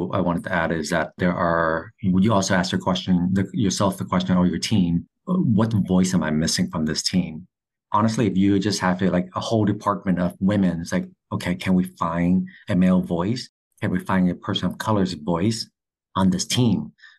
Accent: California, United States; I'm from California.

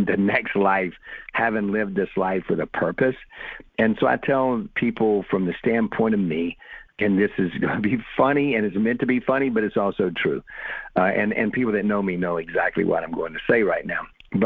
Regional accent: South Alabama, United States; doing what I'm doing from South Alabama

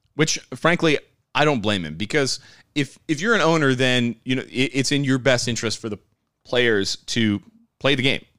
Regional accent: United States; we as Americans

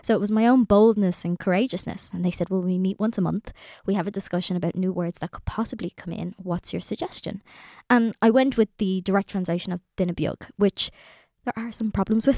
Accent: Ireland; us as Irish people

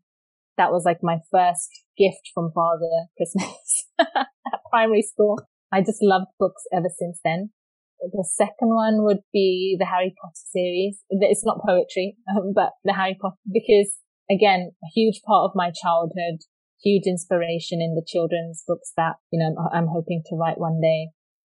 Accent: England, United Kingdom; moved away; growing up in England and growing up in a conservative Sikh family and being a brown girl, what that experience has been like. And then, of course, moving to another country.

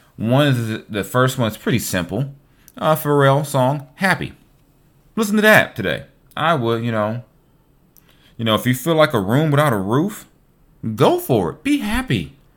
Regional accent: Long Beach, California, United States; my hometown, Long Beach, California. You know, where I came of age

